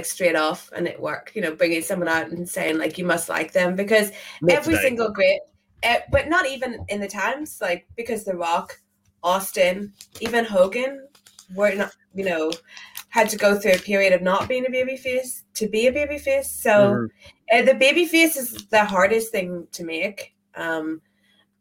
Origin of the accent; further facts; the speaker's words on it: Ireland; I am Irish.